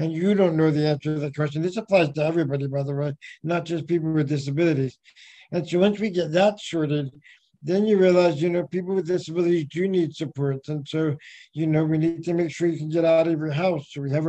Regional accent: California, United States; also born or lived in Beijing, China / Auckland, New Zealand / Spain; Well, you know, I came from California, but I've lived all over the world. I was in Beijing before that, in Auckland in Spain, and then back to China and California

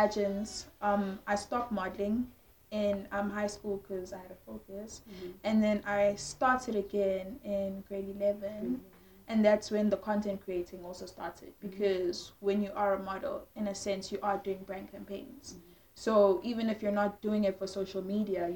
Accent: South Africa; I was born and bred in South Africa, but my bloodline

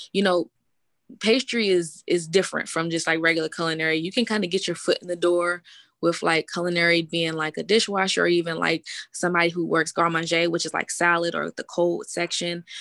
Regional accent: Washington, District of Columbia, United States; I'm from Washington, D.C.

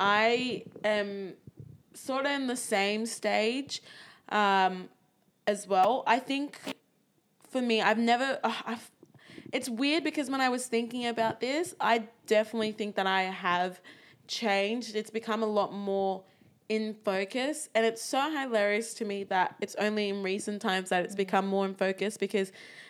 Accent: Nigeria; now in Australia; we're Nigerian in Australia, we're navigating the spaces and trying to deal with what comes with that.

